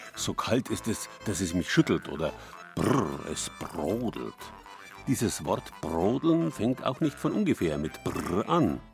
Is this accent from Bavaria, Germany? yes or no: yes; Bavaria, Germany; bei uns in Bayern